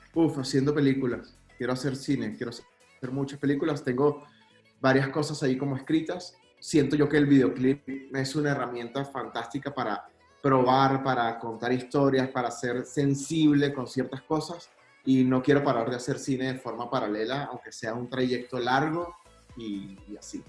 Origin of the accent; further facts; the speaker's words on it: Venezuela; yo soy venezolano y soy súper orgulloso de mi país